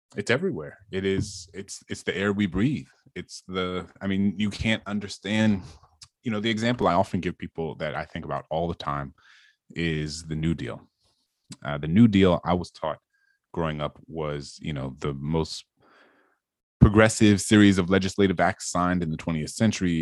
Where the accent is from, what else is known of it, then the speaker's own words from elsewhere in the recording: New Orleans, Louisiana, United States; I grew up in this majority black city